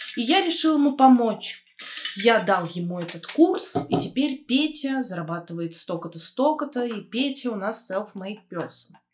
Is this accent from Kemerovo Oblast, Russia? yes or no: no; Smolensk Oblast, Russia; now in Moscow, Russia; Мое детство прошло в Смоленской области, в очень маленьком городке с населением 40 тысяч человек